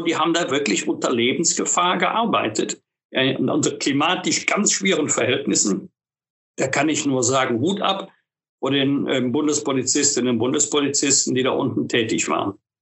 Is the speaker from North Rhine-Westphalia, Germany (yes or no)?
yes; Bergisch Gladbach, North Rhine-Westphalia, Germany; meiner Heimatstadt Bergisch-Gladbach